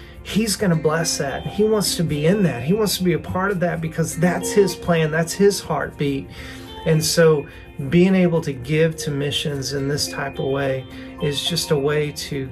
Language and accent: English; the South, United States; accent: southern; now in Fort Smith, United States; my southern accent